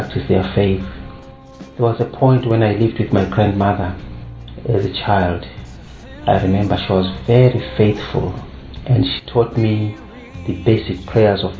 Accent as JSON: {"language": "English", "country": "Zimbabwe", "said": "I come from Zimbabwe"}